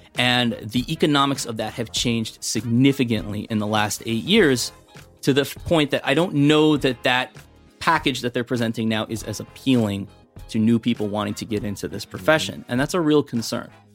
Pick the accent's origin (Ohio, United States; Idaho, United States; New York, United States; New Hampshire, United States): Ohio, United States; now in New Jersey, United States; I'm from Ohio